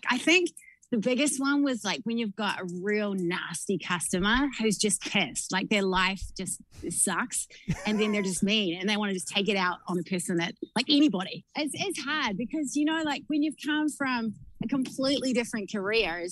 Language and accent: English; New Zealand; moved away as an adult; now in United States; I'm always allowed to go back to my home country